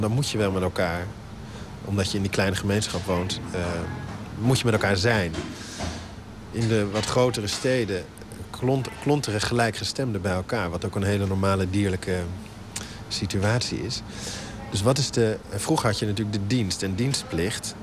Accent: Netherlands; wij als Nederlanders

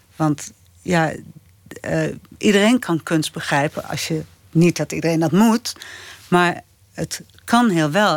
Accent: Apeldoorn, Gelderland, Netherlands; in de Van Reekum Galerij in Apeldoorn, waar ik ben opgegroeid

